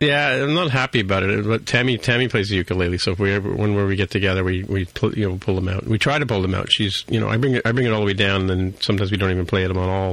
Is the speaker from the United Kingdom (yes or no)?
yes; England, United Kingdom; moved away; I was born in England